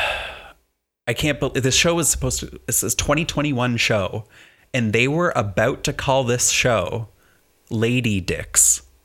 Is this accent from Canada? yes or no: yes; Canada; I'm Canadian